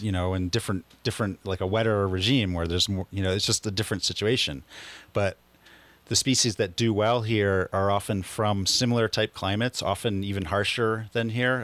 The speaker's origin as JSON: {"language": "English", "town": "Philadelphia", "region": "Pennsylvania", "country": "United States", "moved": "as an adult", "lives_now": "Taos, United States", "said": "I'm originally from Philadelphia, and, um, I've been here in Taos, New Mexico for the last twenty three years"}